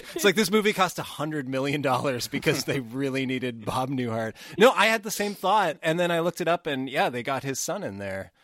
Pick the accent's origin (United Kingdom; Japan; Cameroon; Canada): Canada; we are Canadian